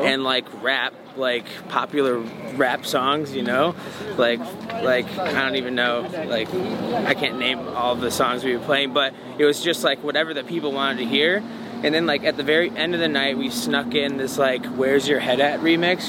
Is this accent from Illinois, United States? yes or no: yes; Bourbonnais, Illinois, United States; I grew up in Bourbonnais